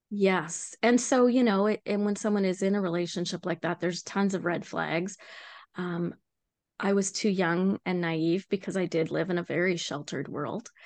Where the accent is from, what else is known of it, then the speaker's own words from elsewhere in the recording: Vancouver Island, British Columbia, Canada; moved away as an adult; now in New Brunswick, Canada; I grew up in Canada. on a place called Vancouver Island